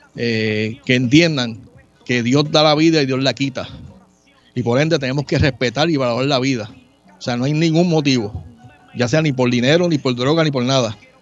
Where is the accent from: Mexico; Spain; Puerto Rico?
Puerto Rico; Río Grande; also born or lived in San Juan (Río Piedras); yo soy de San Juan, nací en Río Piedras, pero me trasladé a, seis años de edad a Río Grande